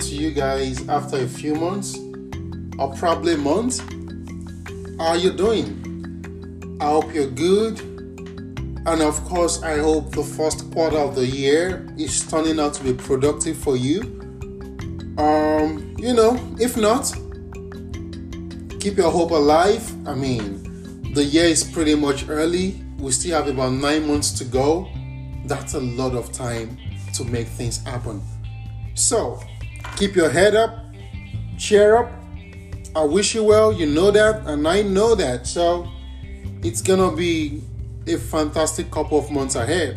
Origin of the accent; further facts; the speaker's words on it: Nigeria; moved away as an adult; I'm from Nigeria, and that's a country in the West African continent.